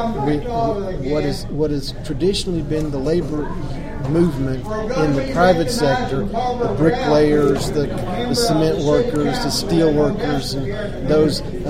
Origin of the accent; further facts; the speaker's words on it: Houston, Texas, United States; I was born and raised in Houston, Texas